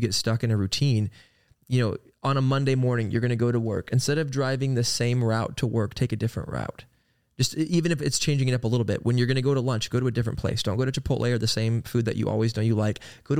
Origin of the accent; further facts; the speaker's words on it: Oklahoma, United States; Cause yeah, it's like we grew up in Oklahoma, where, you know, it's pretty boring and not much to do.